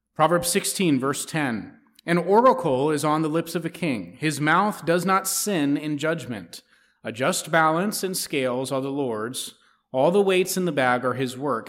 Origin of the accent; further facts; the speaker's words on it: United States; as American citizens